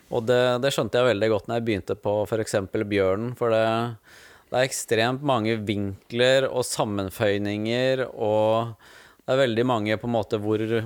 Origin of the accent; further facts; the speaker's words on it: Skien, Telemark, Norway; moved away as an adult; also born or lived in Ålesund; now in Fyresdal, Norway; jeg vokste opp i Skien. Ja. Så jeg er født i Ålesund, og der bodde vi bare ett år. Og så flytta vi til Skien, da.